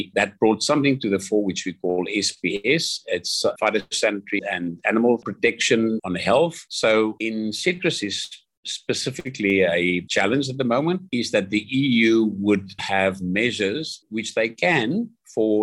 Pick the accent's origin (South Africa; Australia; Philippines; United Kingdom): South Africa; Pretoria, Gauteng; also born or lived in Stellenbosch, South Africa / Brussels, Belgium / Greece; I grew up in Pretoria and went to Stellenbosch University